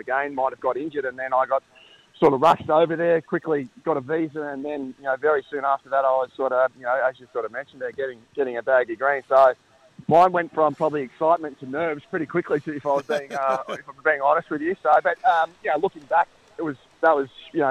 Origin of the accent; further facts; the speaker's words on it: Bairnsdale, Victoria, Australia; moved away as an adult; I was born and bred in Bensdale